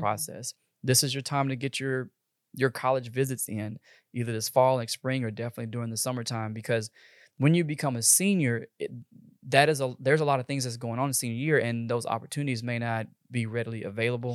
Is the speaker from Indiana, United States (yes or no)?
no; Texas, United States; I'm from Texas, born and raised, probably not ever going anywhere